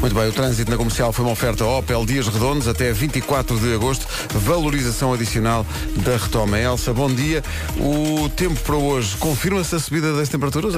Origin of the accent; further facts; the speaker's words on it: Lisbon, Portugal; a maternidade onde nasci é onde é hoje a maternidade, a, eh, a, eh, eh, o Hospital Dona Estefânia